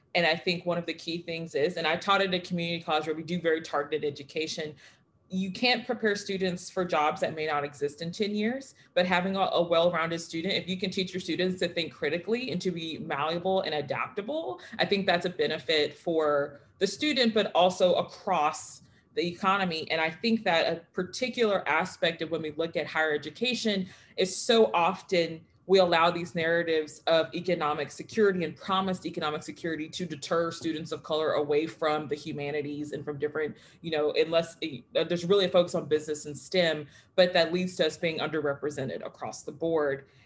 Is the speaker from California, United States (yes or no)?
no; Texas, United States; i am a texan and i grew up in this big nationalistic state